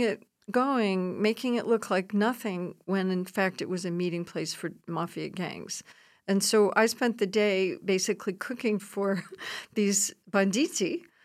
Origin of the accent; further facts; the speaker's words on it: Chicago, Illinois, United States; I'm a sociologist from, I'm, I was born in Chicago